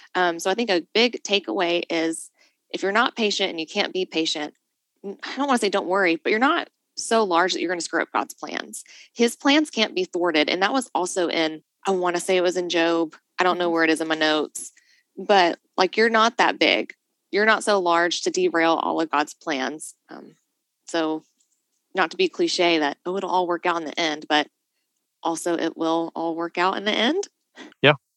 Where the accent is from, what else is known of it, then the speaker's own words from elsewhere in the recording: Nashville, Tennessee, United States; moved away; also born or lived in Chattanooga; I come from Nashville originally